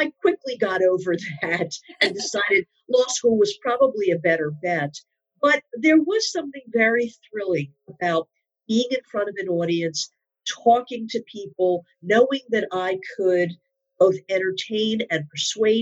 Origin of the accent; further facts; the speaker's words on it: Philadelphia, Pennsylvania, United States; moved away as an adult; now in New York, United States; I've lived in New York now most of my, well, actually all of my adult life, but I'm originally from the Philadelphia area.